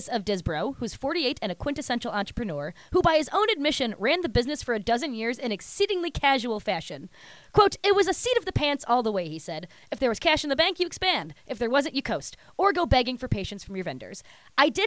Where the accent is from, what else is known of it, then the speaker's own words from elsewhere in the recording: Ohio, United States; I'm from Ohio